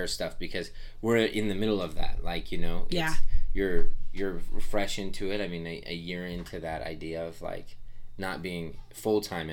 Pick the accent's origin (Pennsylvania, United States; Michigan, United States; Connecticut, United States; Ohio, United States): Ohio, United States; I was raised in the Midwest, and kind of in Ohio